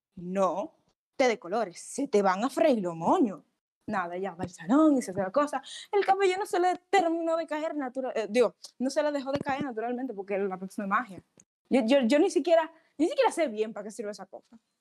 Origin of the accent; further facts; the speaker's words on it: Dominican Republic; como mujer dominicana